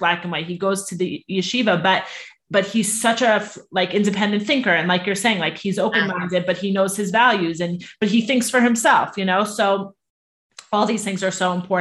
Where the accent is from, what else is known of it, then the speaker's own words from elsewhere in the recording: Five Towns, Long Island, New York, United States; I grew up in the Five Towns